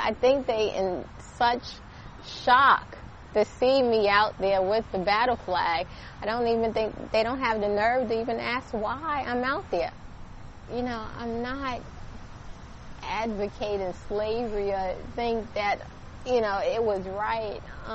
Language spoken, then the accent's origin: English; New York, United States; also born or lived in Richmond, Virginia; now in Virginia, United States; I grew up in New York